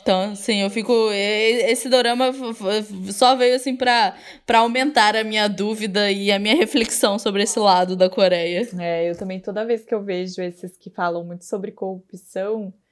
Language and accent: Portuguese; Brazil; a gente, como brasileiros, a gente acha que só nosso país é super corrupto, né?